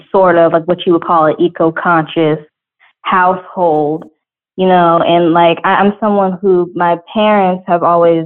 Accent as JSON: {"language": "English", "town": "Atlanta", "region": "Georgia", "country": "United States", "tie": "born or raised there", "said": "growing up in Georgia, in Atlanta"}